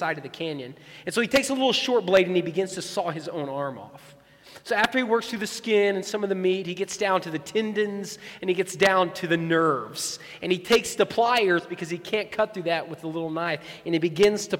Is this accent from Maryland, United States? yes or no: no; West Texas, United States; I grew up in West Texas